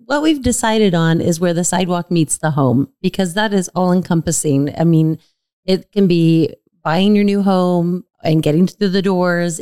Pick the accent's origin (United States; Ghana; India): United States; Sun Valley; I grew up in Sun Valley